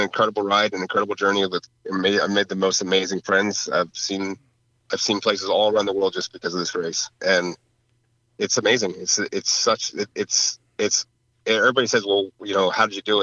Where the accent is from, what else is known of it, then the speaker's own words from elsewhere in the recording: New Jersey, United States; moved away; I grew up in Jersey